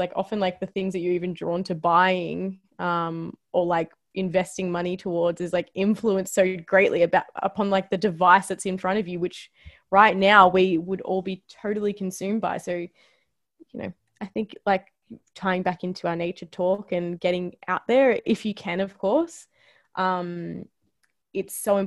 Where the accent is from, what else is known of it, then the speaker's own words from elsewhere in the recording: Australia; As an Aussie, like, I think that it's just, that's something that is literally just born in you as well, even though like my genetics are not from Australia